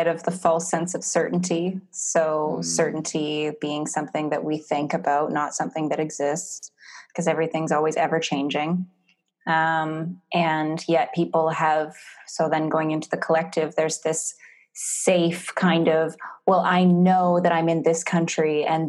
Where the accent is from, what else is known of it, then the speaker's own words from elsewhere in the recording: Canada; moved away as an adult; also born or lived in Whistler, Canada / Australia; now in Bali, Indonesia; I'm from Canada. We have four seasons